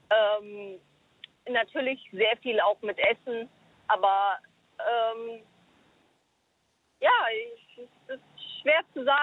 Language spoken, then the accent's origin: German; South Africa; now in Germany; Also ich bin halt Südafrikanerin, das heißt, ich werde auch wieder zurück in meine Heimat nach Südafrika gehen